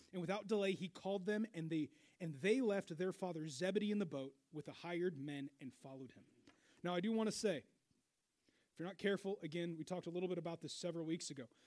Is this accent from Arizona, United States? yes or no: no; Seattle, Washington, United States; moved away as an adult; now in Wichita, United States; I grew up in Seattle